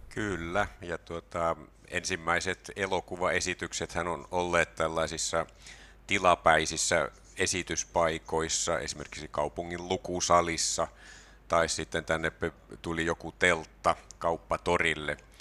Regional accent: Tampere, Pirkanmaa, Finland; moved away as an adult; also born or lived in Turku; now in Kajaani, Finland; mä oon Tampereella asunut lapsuuteni ja sitten opiskeluajan Turussa

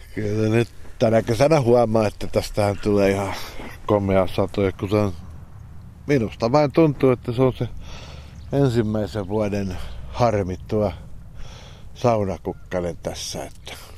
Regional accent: Askola, Uusimaa, Finland; mä olen ihan paljasjalkainen Isä on tuosta naapurista kotoisin ja mun äitini on Juornaan kylästä

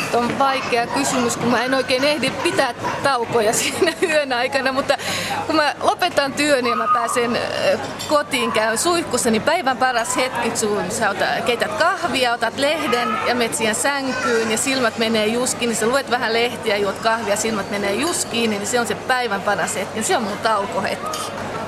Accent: Loviisa, Uusimaa, Finland; moved away as an adult; also born or lived in Vantaa; now in Loviisa, Finland; Olen kotoisin äh, Pernajasta, nykyisin Lovisa, mutta olen asunut Vantaalla 20 vuotta

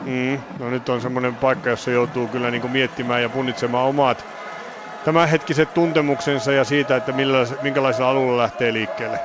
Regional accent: Finland; meille tärkeää suomalaisille

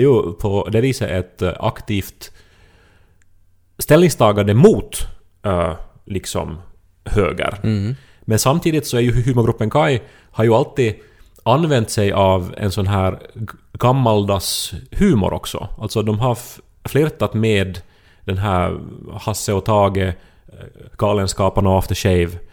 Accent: Ostrobothnia, Finland; jag är uppväxt i Österbotten

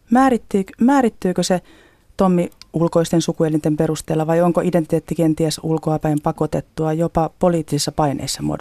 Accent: northern Finland, Finland; Olen kotoisin pohjoisesta pieneltä paikkakunnalta, eikä homoista puhuttu lapsuudessani eikä nuoruudessani.

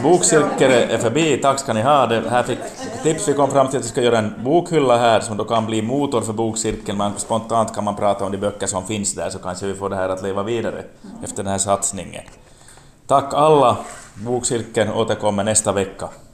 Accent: Jakobstad, Ostrobothnia, Finland; min hemstad, Jakobstad. under den tid när jag både var barn och ung

